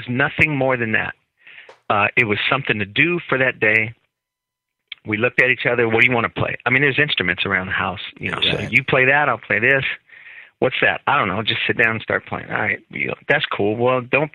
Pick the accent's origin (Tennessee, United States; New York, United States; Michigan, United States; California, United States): California, United States; Oakland; We grew up in Oakland, California, in East Oakland, and our house was always full of music